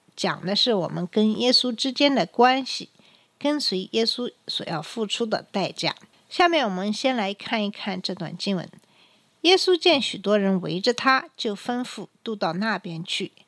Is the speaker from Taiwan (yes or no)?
no; China; 按照我们中国人的传统